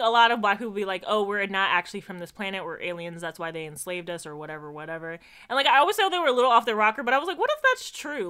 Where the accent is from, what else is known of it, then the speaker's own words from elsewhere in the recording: Jamaica; moved away; as a Jamaican